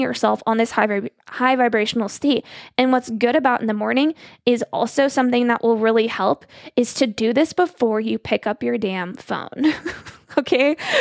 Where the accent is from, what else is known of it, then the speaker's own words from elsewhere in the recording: Arizona, United States; moved away as an adult; now in Missouri, United States; I'm from Arizona. I moved to Missouri for him.